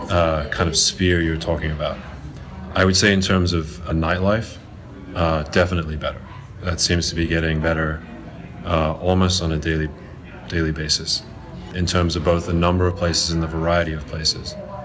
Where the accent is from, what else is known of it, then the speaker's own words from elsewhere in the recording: Zimbabwe; now in Los Angeles, United States; I'm from Zimbabwe originally.